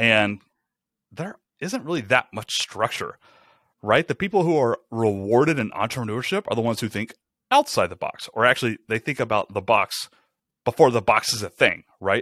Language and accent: English; Rome, Georgia, United States; moved away as an adult; also born or lived in Atlanta, Georgia; We moved to Rome, Georgia, which is where I'm from, it's my hometown